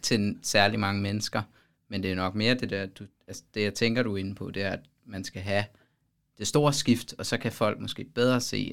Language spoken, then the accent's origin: Danish; Denmark; som dansker